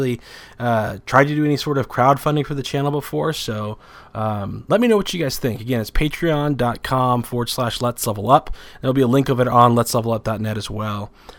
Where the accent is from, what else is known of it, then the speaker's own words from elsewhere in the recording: Garden Grove, California, United States; born there; Southern California, Garden Grove, California.